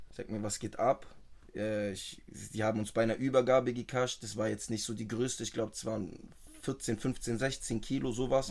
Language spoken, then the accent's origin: German; Tübingen / Stuttgart area, Baden-Württemberg, Germany; Ich bin hier geboren